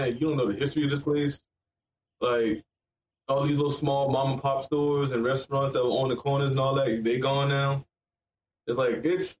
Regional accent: North Charleston, South Carolina, United States; I grew up in North Charleston.

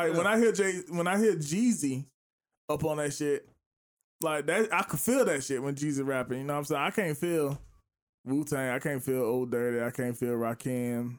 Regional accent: the South, United States; I'm from the South.

